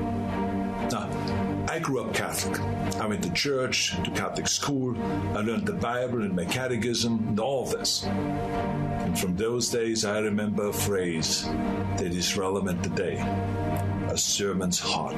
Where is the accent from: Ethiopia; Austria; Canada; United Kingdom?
Austria; now in United States; I grew up in Austria